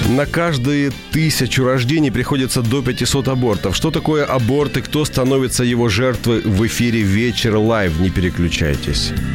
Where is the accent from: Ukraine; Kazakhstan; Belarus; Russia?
Ukraine; Russian is a second language; я украинец, с украинского перевожу